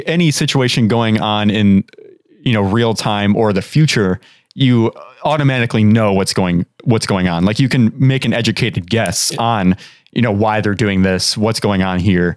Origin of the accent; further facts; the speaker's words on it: United States; as an American